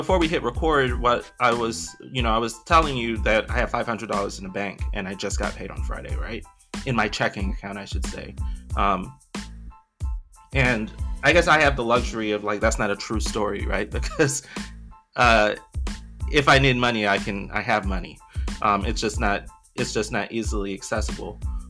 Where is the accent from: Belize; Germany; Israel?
Belize; moved away; so I'm, you know, I'm originally from Belize. When my family moved here, we lived in this little basement apartment, right?